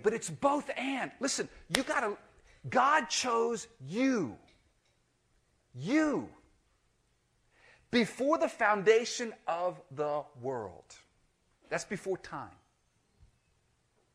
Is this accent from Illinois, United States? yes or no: no; Miami, Florida, United States; I grew up in Miami